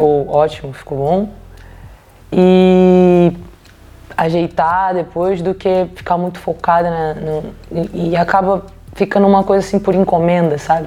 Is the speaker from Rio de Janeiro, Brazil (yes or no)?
yes; Rio de Janeiro, Brazil; now in Copenhagen, Denmark; de onde eu vim do Rio de Janeiro